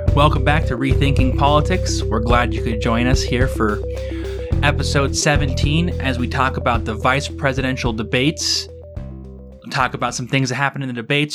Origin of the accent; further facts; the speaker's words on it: Utah, United States; my home state of Utah